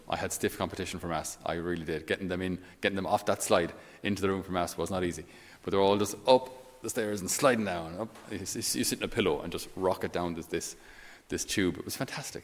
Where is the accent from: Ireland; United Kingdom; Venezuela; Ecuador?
Ireland; being Irish